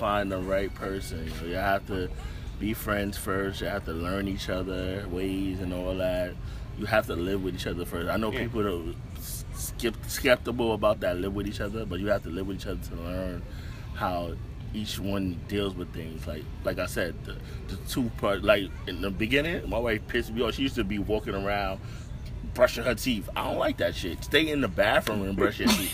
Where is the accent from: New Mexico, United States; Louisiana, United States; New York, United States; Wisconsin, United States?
New York, United States; New York City; I came from Bed Stuy